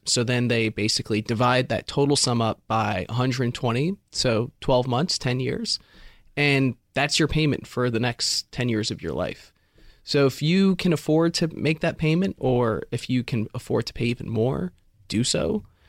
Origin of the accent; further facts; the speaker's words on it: California, United States; I'm from California. When I was graduating high school, you go to U C Berkeley